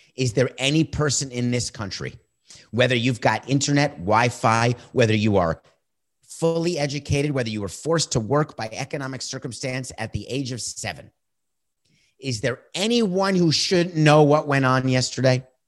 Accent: United States; I am committed as an American

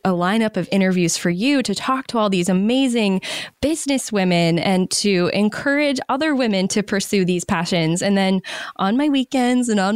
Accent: Maine, United States; moved away; I moved back to my home state of Maine during the pandemic

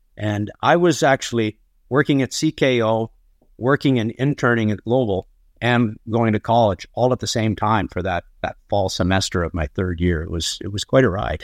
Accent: Barrie, Ontario, Canada; I was born on a farm outside of Barrie, Ontario.

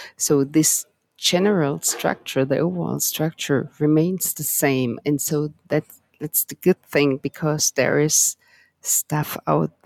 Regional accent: Germany; moved away; I'm from Germany originally

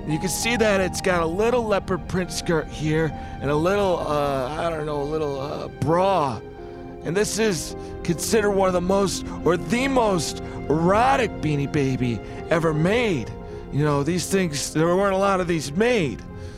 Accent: Palm Springs, California, United States; I'm retired. I'm from Palm Springs.

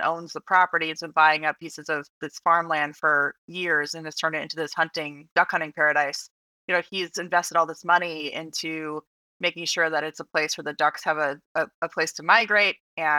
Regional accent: Flagstaff, Arizona, United States; now in Washington, D.C., United States; In Flagstaff, Arizona.

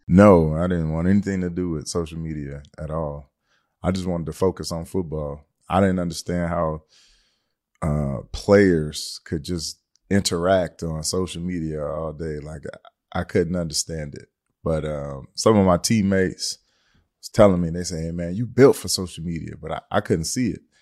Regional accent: Detroit, Michigan, United States; I'm from Detroit, Michigan

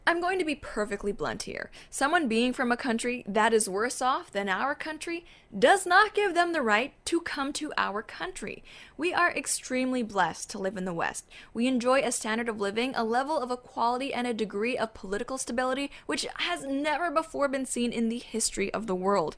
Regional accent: Canada; My birthplace, Canada-stan.

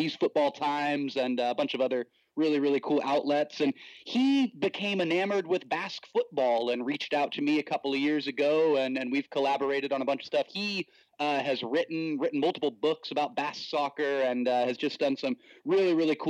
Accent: Watsonville, California, United States; now in San Diego, United States; I come from a very strong Mexican American cultural background in my hometown of Watsonville

